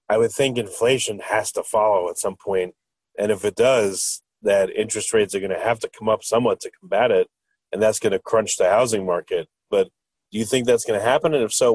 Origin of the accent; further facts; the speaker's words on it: Long Island, New York, United States; I'm from Long Island, actually.